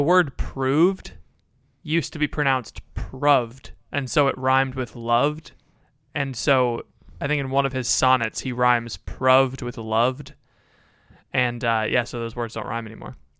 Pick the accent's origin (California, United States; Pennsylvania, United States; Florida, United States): Florida, United States; I'm from Florida, which is a different place